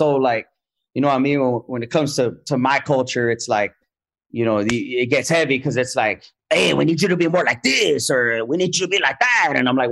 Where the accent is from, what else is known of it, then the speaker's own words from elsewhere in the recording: Los Angeles, California, United States; I was born here in Los Angeles